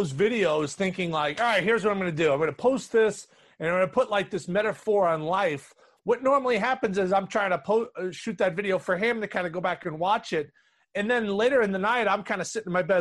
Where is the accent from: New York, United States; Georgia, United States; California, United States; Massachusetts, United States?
New York, United States; New York City; growing up in New York City, playing in Harlem